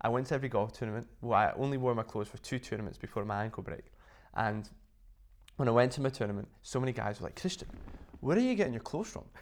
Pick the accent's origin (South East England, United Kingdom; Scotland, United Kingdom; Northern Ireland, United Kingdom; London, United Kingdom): Scotland, United Kingdom; Inverness; I used to teach quite a lot back in my hometown in Inverness